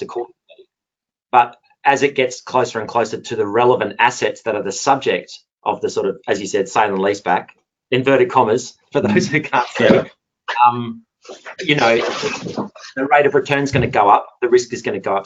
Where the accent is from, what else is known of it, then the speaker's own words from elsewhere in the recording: Perth, Western Australia, Australia; accent: Perth; moved away as an adult; also born or lived in Singapore / South Korea / Japan; now in London, United Kingdom; my accent is a Perth accent, um, very much an oil and gas town